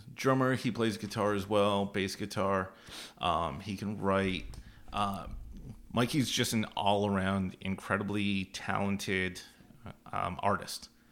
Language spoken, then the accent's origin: English; Au Sable Forks, New York, United States; I'm from Aux Sable Forks